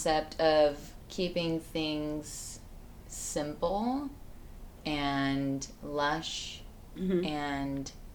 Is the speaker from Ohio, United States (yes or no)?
no; Northern California, United States; I'm from Northern California